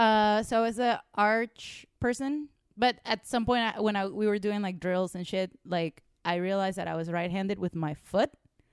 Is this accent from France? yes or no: no; Venezuela; moved away; I grew up in Venezuela.